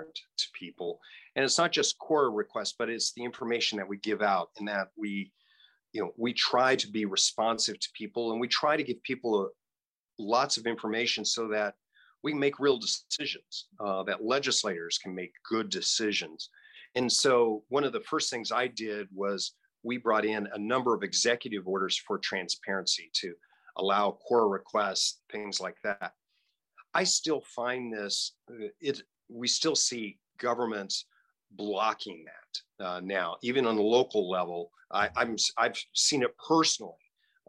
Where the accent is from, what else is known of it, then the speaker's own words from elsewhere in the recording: Hays, Kansas, United States; I grew up in Hayes